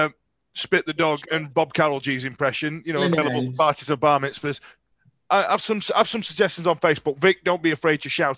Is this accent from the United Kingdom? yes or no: yes; Yorkshire and the Humber, United Kingdom; And we're from Yorkshire, so we're not backward at coming forward and all the other stereotypes that go with it.